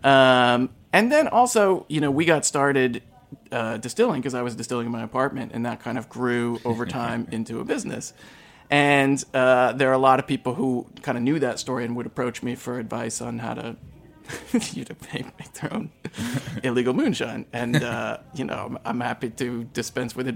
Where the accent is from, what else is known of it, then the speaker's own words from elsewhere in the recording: Eastern Kentucky, United States; moved away as an adult; now in New York City, United States; I grew up in Eastern Kentucky and grew up in a dry county